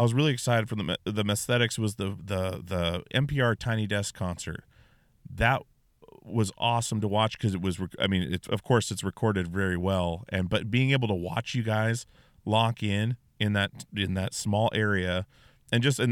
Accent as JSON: {"language": "English", "region": "Alaska", "country": "United States", "tie": "born or raised there", "said": "I grew up in Alaska."}